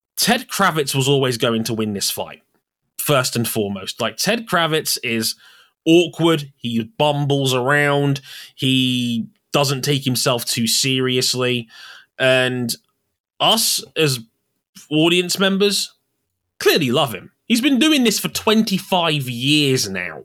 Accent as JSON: {"language": "English", "country": "United Kingdom", "said": "we Brits"}